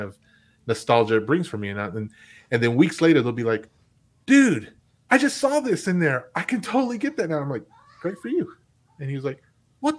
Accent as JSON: {"language": "English", "town": "Lubbock", "region": "Texas", "country": "United States", "tie": "born or raised there", "moved": "yes", "said": "I went to Lubbock. I went back to my hometown"}